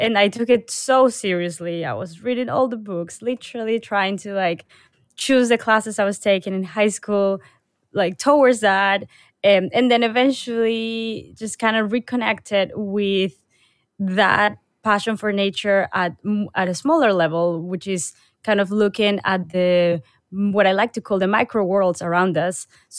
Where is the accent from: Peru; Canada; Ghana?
Peru; Lima; I was born and raised in Peru. And so I went to school in the capital, which is called Lima.